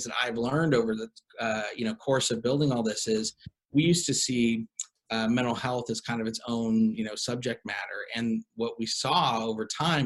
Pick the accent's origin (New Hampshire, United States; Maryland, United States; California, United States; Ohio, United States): Ohio, United States; Cleveland; now in Los Angeles, United States; I am originally from Cleveland, Ohio. My wife and I are both, we actually went to high school together